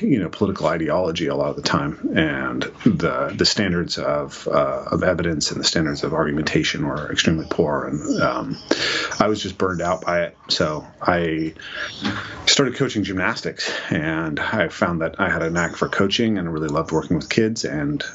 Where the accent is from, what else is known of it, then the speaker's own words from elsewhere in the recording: Skagit County, northeast of Seattle, Washington, United States; I grew up an hour and a half northeast of Seattle in the Skagit County, which is a rural area